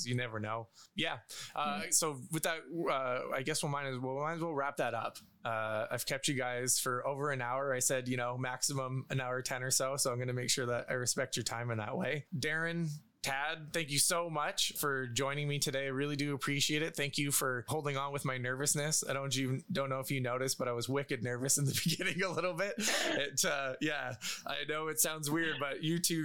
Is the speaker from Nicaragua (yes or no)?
no; Canada; I'm Canadian